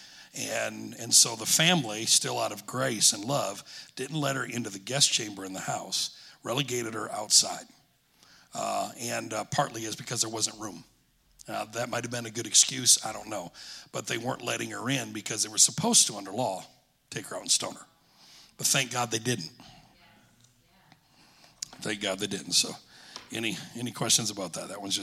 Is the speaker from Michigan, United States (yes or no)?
yes; Alpena, Michigan, United States; also born or lived in Bay City, Michigan; When I was 10 years old, my family, we moved from Alpena, Michigan to Bay City. My dad pastored eight and a half, nine years in Alpena.